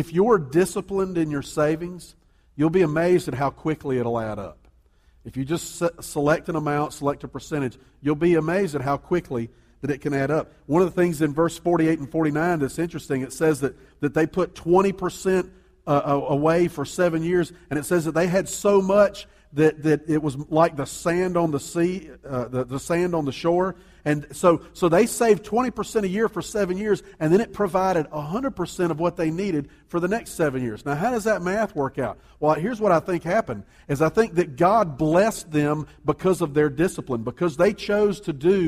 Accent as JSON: {"language": "English", "town": "Columbia", "region": "South Carolina", "country": "United States", "tie": "born or raised there", "said": "I grew up in Columbia, there's a big neighborhood over in West Columbia"}